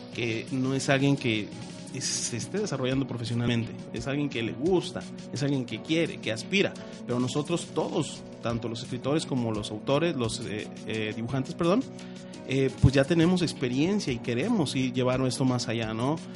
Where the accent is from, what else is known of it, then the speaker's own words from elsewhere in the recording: Mexico; nosotros como mexicanos